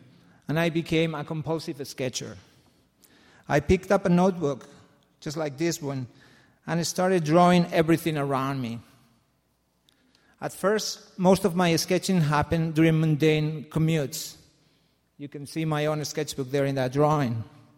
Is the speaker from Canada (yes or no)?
no; Barcelona, Catalonia, Spain; moved away as an adult; now in Seattle, United States; I grew up in Barcelona, Spain, a magnificent metropolis by all accounts.